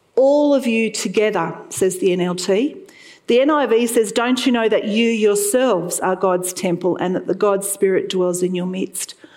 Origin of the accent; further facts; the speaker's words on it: Sydney, New South Wales, Australia; moved away as an adult; now in Toowoomba, Australia; I lived there for 16 years, and I was born in the Sutherland Shire